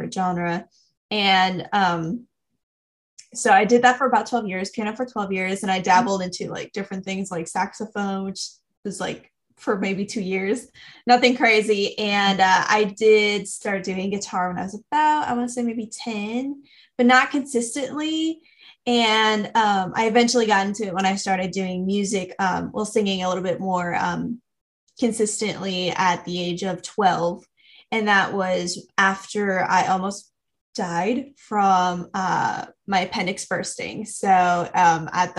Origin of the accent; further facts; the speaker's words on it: South Shore of Montreal, Quebec, Canada; I am from Canada, for context. And I was born on the South Shore of Montreal